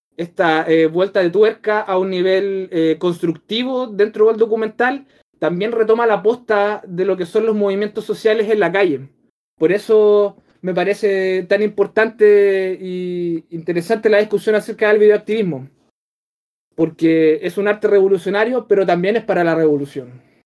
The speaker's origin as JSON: {"language": "Spanish", "country": "Chile", "said": "mi país"}